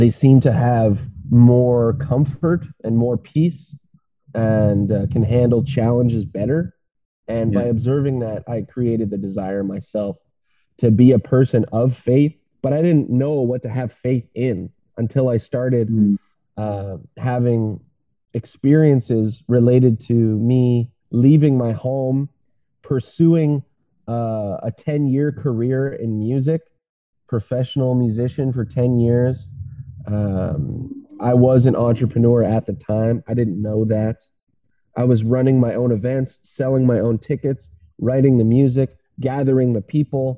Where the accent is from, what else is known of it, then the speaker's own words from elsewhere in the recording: Ottawa, Ontario, Canada; I was born in Ottawa. I'm in Ottawa now. I live near Ottawa. I've traveled the country twice